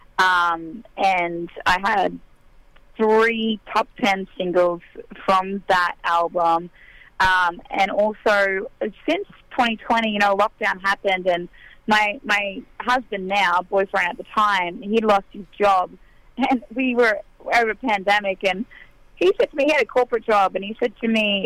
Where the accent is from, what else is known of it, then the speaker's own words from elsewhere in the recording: near Tamworth, New South Wales, Australia; moved away as an adult; now in Nashville, United States; I grew up in the Nashville of Australia, an hour out of town, an hour from Tamworth, which is the country music capital over there